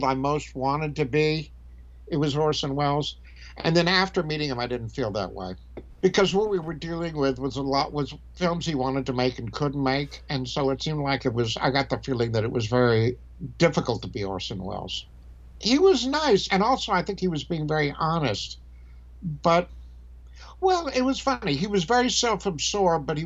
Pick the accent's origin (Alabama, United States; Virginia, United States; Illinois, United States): Alabama, United States; moved away as an adult; also born or lived in Paris, France / Del Mar, California / New York / Hoboken, New Jersey; I came from Alabama and then I wound up spending 8 years in Europe